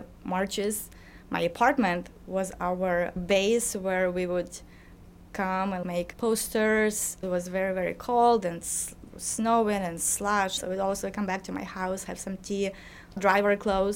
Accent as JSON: {"language": "English", "town": "Lutsk", "region": "Volyn Oblast", "country": "Ukraine", "tie": "born or raised there", "moved": "as an adult", "said": "I was accepted to college in my hometown, Lutsk, to study foreign languages and world literature"}